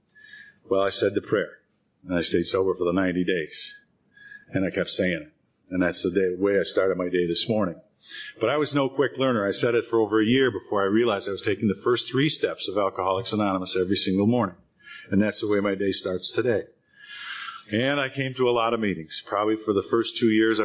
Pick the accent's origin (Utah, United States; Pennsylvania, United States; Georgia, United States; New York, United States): New York, United States; Rochester; moved away as an adult; also born or lived in Boston; now in California, United States; Rochester, New York, my hometown then